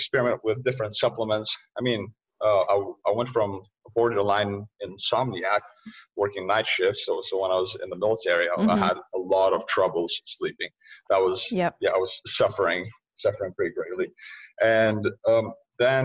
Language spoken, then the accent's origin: English; Lithuania; moved away; I was born and raised in Lithuania, post-Soviet era.